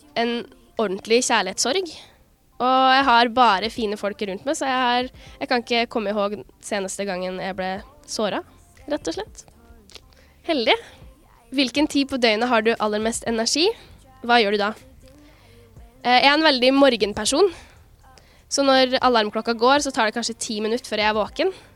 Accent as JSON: {"language": "Norwegian", "country": "Norway", "said": "Jeg kommer fra Norge"}